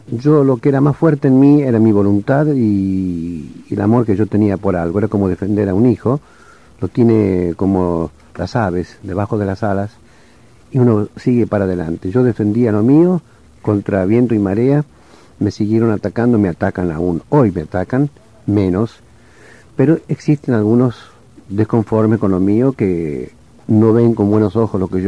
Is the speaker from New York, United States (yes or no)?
yes; New York, United States; also born or lived in Argentina; Yo creo que en parte todo esto se debe a que yo tengo 14 años de New York y me crié en New York.